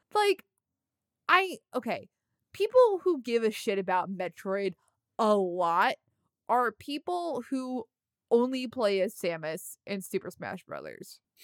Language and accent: English; New York metropolitan area, United States; I'm from the New York metropolitan area